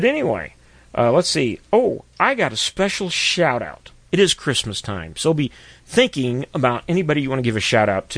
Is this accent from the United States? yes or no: yes; Missouri, United States; out of Republic, Missouri, my home state